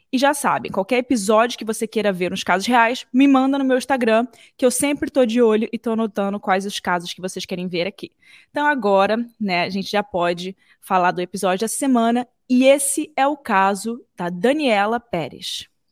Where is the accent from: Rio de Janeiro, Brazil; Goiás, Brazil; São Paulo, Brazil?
Rio de Janeiro, Brazil; eu sou do Rio de Janeiro, né? Eu cresci no Rio de Janeiro